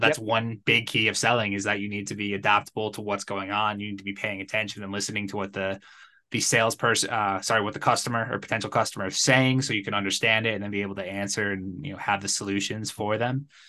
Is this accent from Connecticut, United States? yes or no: yes; Connecticut, United States; moved away as an adult; now in Guadalajara, Mexico; I'm originally from Connecticut. I grew up there, spent most of my life in the Northeast. Uh, now I live in Guadalajara, Mexico